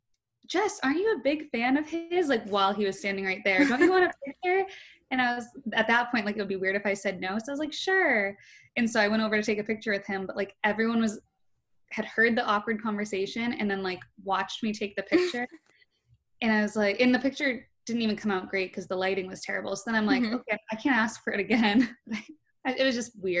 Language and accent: English; Boston, Massachusetts, United States; I'm from Boston